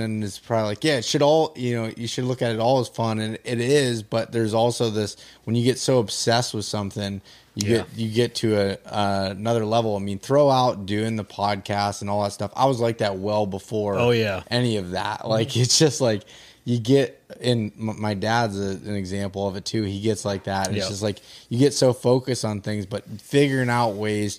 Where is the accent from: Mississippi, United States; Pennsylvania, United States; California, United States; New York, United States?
Pennsylvania, United States; that's my home state